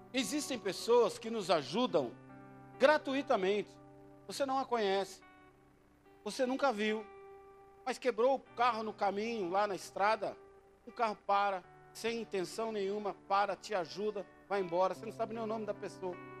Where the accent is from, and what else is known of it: Brazil